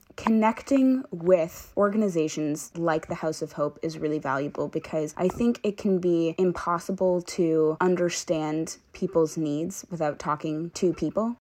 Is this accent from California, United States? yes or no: no; Brockton, Massachusetts, United States; moved away as an adult; now in Rhode Island, United States; I'm from Brockton, Massachusetts.